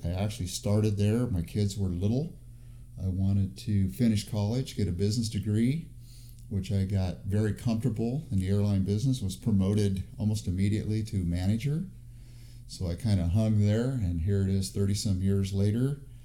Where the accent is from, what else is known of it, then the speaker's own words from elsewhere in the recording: El Centro, California, United States; now in Fresno, United States; I was born in Southern California, a little town called El Centro, which is southeast of San Diego